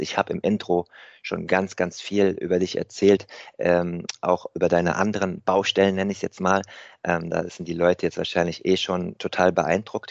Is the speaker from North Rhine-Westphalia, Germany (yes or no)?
no; Rheingau, Hesse, Germany; ich bin in meiner alten Heimat im Rheingau, in Hessen, in der Nähe von Wiesbaden zurück